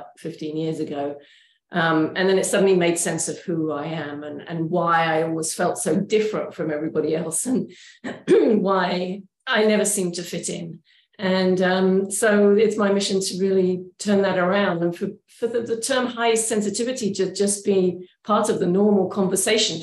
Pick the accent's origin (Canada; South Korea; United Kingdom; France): United Kingdom; England; moved away as an adult; also born or lived in Oregon, United States; now in Portland, United States; I'm originally from England